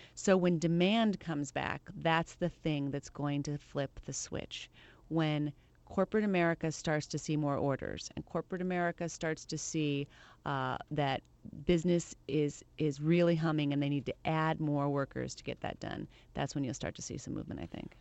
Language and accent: English; Le Claire, Iowa, United States; moved away; I am from Iowa. You're right, La Claire, Iowa